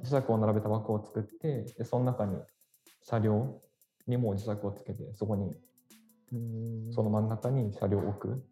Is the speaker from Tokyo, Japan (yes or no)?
no; Yokohama, Kanagawa, Japan; 出身は神奈川県の 横浜出身ですね。で現在も横浜に住んでます